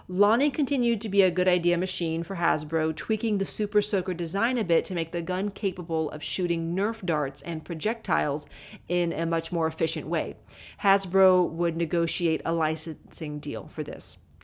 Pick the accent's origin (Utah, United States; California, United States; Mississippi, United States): California, United States; Southern; as a kid growing up in Southern California